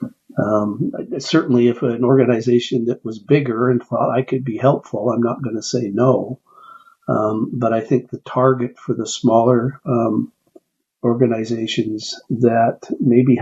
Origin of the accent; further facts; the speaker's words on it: Canada; moved away as an adult; now in United States; I was and still am Canadian